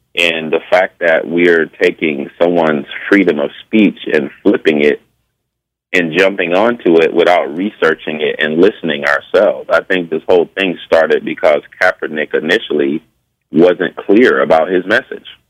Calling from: Connecticut, United States; I'm calling from Connecticut

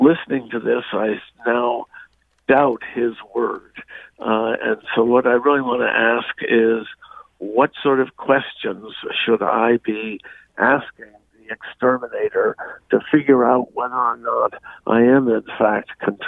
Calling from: Sharon, Connecticut, United States; So I am calling from Sharon. We live on the banks of the Housatonic River.

